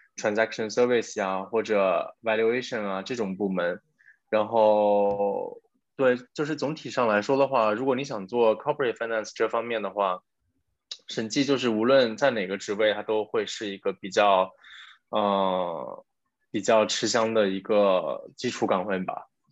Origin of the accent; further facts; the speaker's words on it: China; now in France; 虽然我之前有在 国企上过班，但是其实我并没有真正地在国内工作过